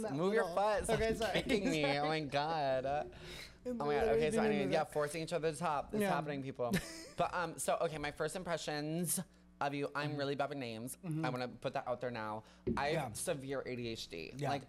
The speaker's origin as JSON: {"language": "English", "town": "Milwaukee", "region": "Wisconsin", "country": "United States", "tie": "born or raised there", "moved": "as an adult", "lives_now": "New York City, United States", "said": "So I grew up in Wisconsin"}